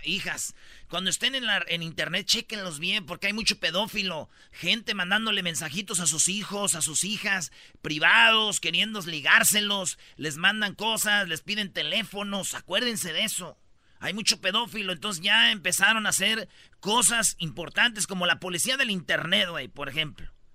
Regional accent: Michoacán, Mexico; yo soy de Michoacán

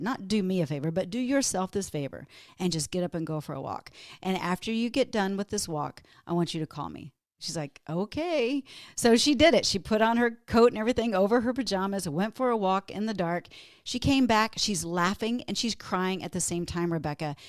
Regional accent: Texas, United States; moved away as an adult; now in Minnesota, United States; I grew up in Texas, but moved to Minnesota

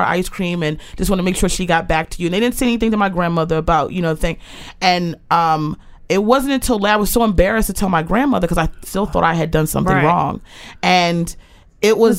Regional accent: Aberdeen, Maryland, United States; also born or lived in Baltimore, Maryland; I was born in Baltimore. And then I was raised in Aberdeen, Maryland, right behind Aberdeen Proving Ground.

